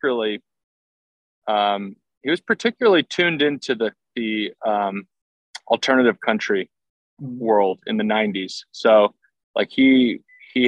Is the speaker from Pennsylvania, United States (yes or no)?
yes; West Chester, Pennsylvania, United States; I grew up in Southeast Pennsylvania, a town called Westchester.